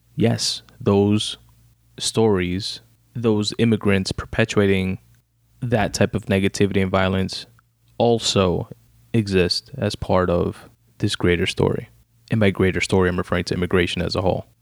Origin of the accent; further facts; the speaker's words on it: New York City, New York, United States; also born or lived in Brooklyn; I was born in Brooklyn, raised in Queens, in New York fucking City